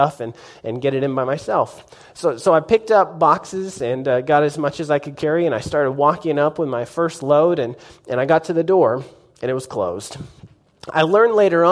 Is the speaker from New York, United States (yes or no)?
no; Norman, Oklahoma, United States; also born or lived in Nashville, United States / Hydro, United States / Tuttle, United States; I grew up in Norman and graduated from Norman High, go Tigers